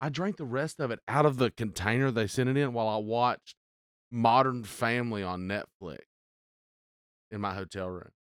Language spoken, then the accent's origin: English; Eastern Arkansas, United States; I'm from Eastern Arkansas.